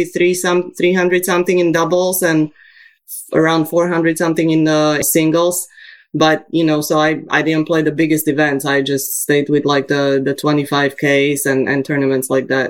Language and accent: English; Bratislava, Bratislava Region, Slovakia; now in United States; I was raised in Slovakia in Bratislava